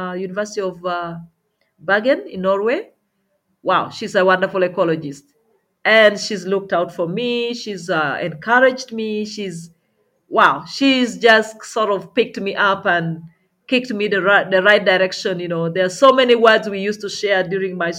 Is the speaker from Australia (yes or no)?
no; Uganda; I was from Uganda and had arrived